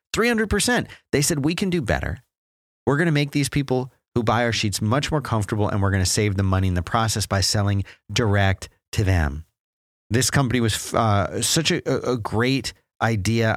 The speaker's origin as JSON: {"language": "English", "town": "Philadelphia", "region": "Pennsylvania", "country": "United States", "tie": "born or raised there", "moved": "yes", "said": "I grew up in Philadelphia"}